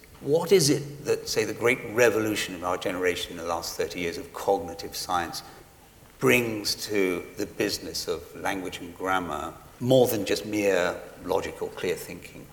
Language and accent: English; England, United Kingdom; I'm English